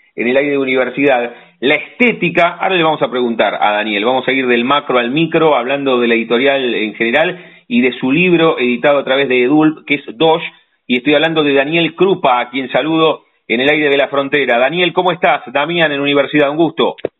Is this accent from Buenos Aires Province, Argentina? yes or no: yes; La Plata, Buenos Aires Province, Argentina; los que primero somos platenses